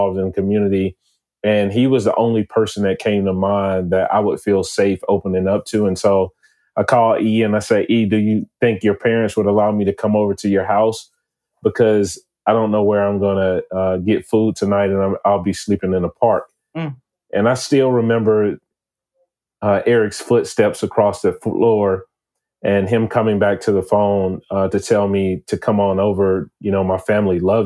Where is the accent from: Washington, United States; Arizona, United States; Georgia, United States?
Georgia, United States; Atlanta; I'm actually from Atlanta, Georgia. I've been here my entire life.